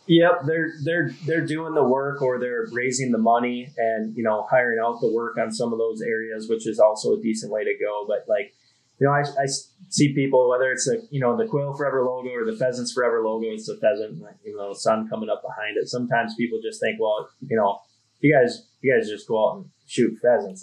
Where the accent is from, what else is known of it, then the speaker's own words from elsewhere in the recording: Duluth, Minnesota, United States; I grew up in Duluth, Minnesota